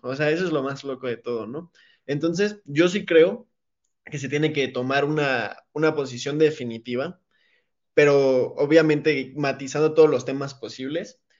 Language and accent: Spanish; Mexico; como ciudadanos mexicanos